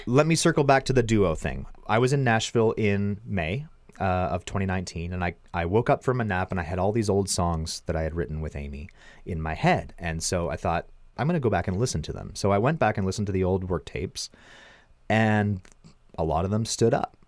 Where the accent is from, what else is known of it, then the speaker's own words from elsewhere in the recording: Milverton, Ontario, Canada; my hometown in Milverton, Ontario